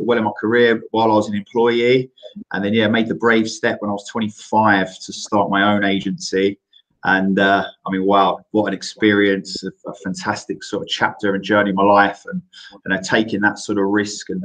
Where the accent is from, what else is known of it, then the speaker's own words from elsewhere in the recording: London, United Kingdom; where I grew up in Greenwich